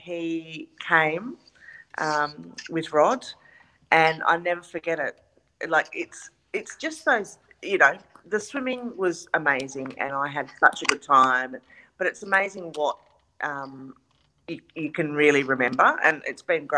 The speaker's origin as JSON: {"language": "English", "town": "Perth", "region": "Western Australia", "country": "Australia", "also_born_or_lived": "Sydney, Australia", "said": "I'm from Perth"}